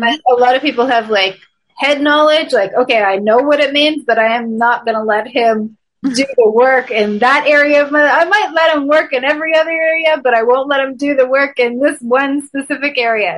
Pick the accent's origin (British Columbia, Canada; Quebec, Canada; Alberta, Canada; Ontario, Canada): Ontario, Canada; Toronto; moved away; I'm originally from Toronto, Canada